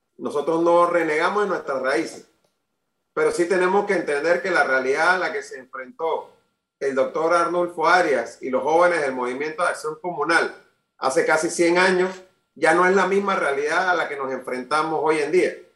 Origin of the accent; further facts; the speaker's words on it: Panama; como panameño